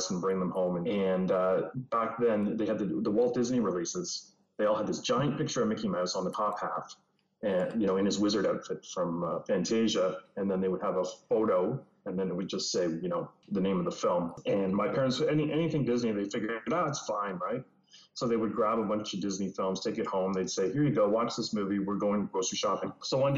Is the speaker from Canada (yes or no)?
yes; Canada; as a Canadian